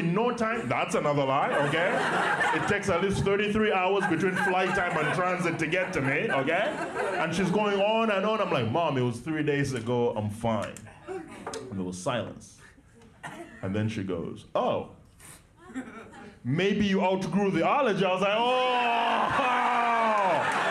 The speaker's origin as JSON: {"language": "English", "town": "Kampala", "region": "Central Region", "country": "Uganda", "tie": "born or raised there", "said": "I was born and raised in Kampala, Uganda"}